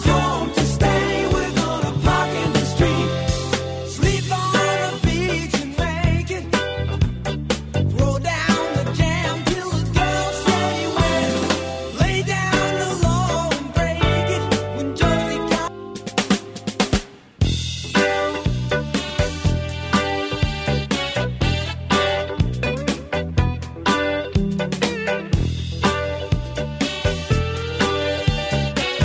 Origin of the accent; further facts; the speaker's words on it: Scotland, United Kingdom; I'm from Scotland